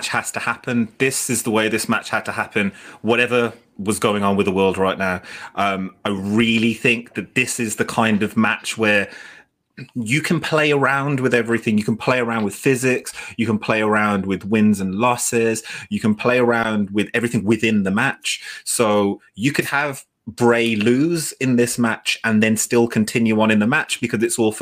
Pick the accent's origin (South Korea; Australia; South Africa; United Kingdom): United Kingdom; We're British